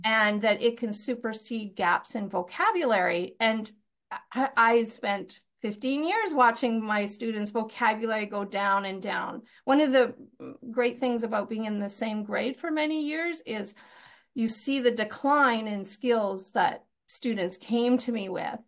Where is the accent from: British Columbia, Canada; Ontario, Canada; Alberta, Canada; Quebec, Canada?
British Columbia, Canada; Fort St. John; moved away as an adult; also born or lived in Winnipeg / Comox Valley; I, I grew up in Fort Saint John, which is, uh, in the north.